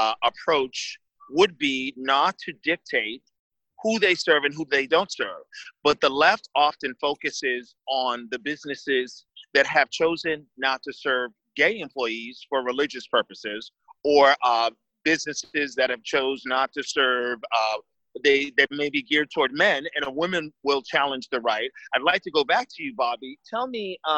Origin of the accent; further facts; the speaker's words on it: United States; a person who is in their 50s and growing up in America